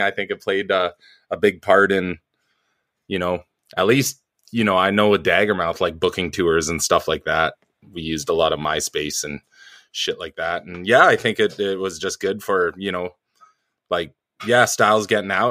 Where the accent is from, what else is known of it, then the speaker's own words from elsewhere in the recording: suburbs of Vancouver, British Columbia, Canada; also born or lived in New Westminster; I was born in a town called New Westminster, which used to be the capital of uh BC a long long long time ago in the cowboy days. Um it's like a suburb of Vancouver, and I kind of lived around the uh, Vancouver Island and stuff like that um, till I was six, and then just kind of suburbs of Vancouver